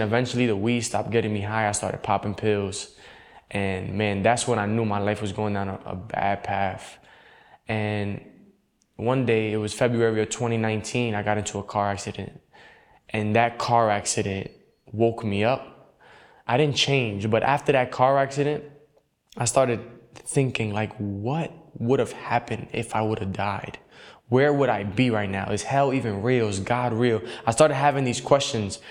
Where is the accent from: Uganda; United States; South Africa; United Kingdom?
United States; New York City, New York; I grew up in the Bronx, New York